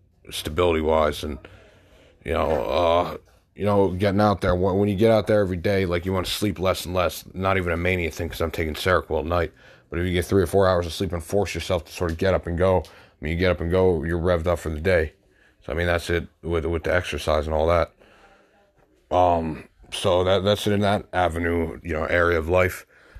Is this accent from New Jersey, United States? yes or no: yes; New Jersey, United States; I'm from New Jersey.